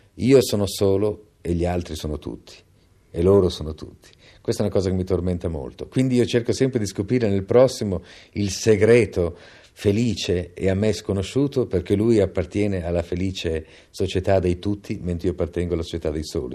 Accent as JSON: {"language": "Italian", "town": "Milan", "region": "Lombardy", "country": "Italy", "tie": "born or raised there", "said": "Io sono nato a Milano"}